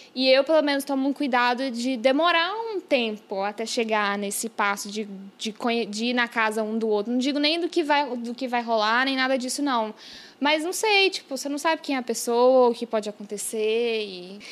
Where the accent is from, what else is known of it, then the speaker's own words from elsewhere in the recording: Brazil; now in New York, United States; eu já morei no Brasil e que minha família mora lá e eu tenho essa sou bilíngue